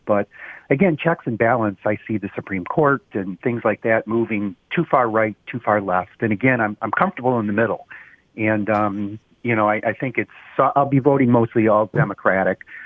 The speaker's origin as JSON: {"language": "English", "town": "Roseville", "region": "Michigan", "country": "United States", "tie": "born or raised there", "also_born_or_lived": "Shelby Township, Michigan / Japan", "said": "I grew up in Roseville."}